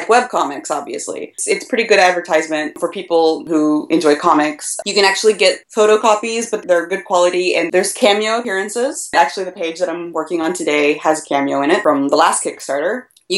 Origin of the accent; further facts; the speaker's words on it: Tulsa, Oklahoma, United States; moved away; Tokyo and Tulsa, which is my hometown. I'm from Tulsa originally